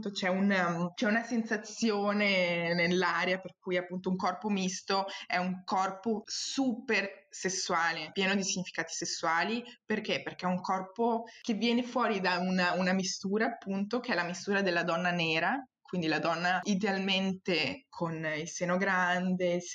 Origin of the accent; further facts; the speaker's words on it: Brazil; accent: Brazilian; tento di, di evitare di parlare con il mio accento brasiliano brasiliano perché so per certo che la persona di fronte a me sta, sta vivendo dei pregiudizi in quel momento quando io le parlo